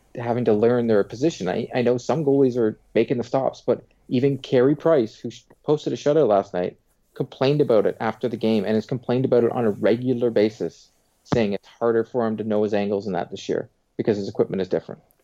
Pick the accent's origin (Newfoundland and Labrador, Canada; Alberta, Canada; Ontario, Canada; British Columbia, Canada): Ontario, Canada; Pickering; where I grew up in Pickering was terrible